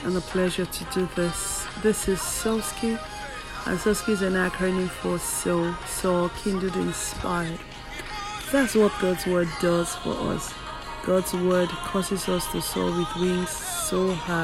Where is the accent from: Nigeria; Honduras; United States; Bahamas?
Nigeria; in my home country, Nigeria